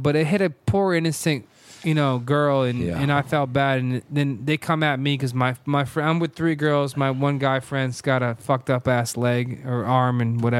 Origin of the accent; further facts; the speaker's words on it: Manchester, Connecticut, United States; I'm from Manchester. He's from South Windsor. We never liked each other. Our towns, they hate each other.